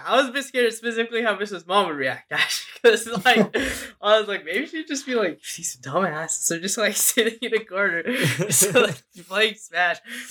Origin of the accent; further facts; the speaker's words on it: United States; I'm from America